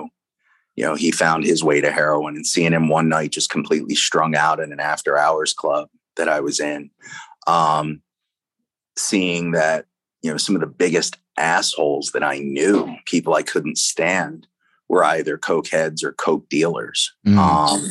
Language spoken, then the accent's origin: English; Baltimore, Maryland, United States; moved away; the need to get out of Baltimore